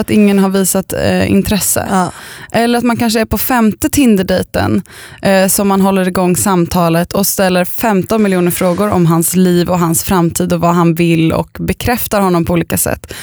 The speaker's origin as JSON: {"language": "Swedish", "town": "Östervåla", "region": "Uppsala County", "country": "Sweden", "tie": "born or raised there", "said": "där jag bodde när jag var liten i Östervåla"}